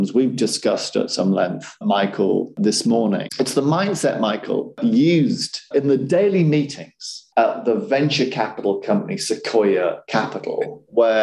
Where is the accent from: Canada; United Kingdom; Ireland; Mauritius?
United Kingdom; Yorkshire and the Humber; also born or lived in Sunderland; where I grew up in West Yorkshire.